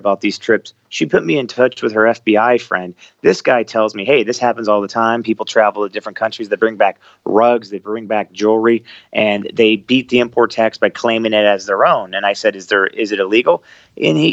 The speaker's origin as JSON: {"language": "English", "country": "United States", "said": "being an American in a Muslim country"}